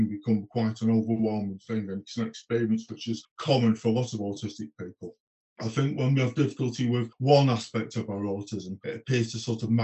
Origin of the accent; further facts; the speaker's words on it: United Kingdom; moved away; I'm from the Peak District originally